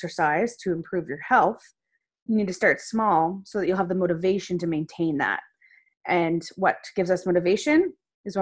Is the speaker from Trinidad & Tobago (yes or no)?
no; Nova Scotia, Canada; I'm a dietitian from Nova Scotia